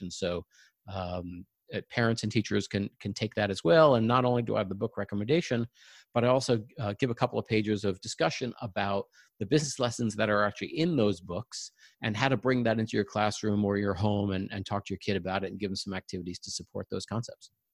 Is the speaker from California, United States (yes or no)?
no; Long Island, New York, United States; moved away as an adult; now in Silicon Valley, United States; I grew up in New York, uh, on Long Island, and we're now living in Silicon Valley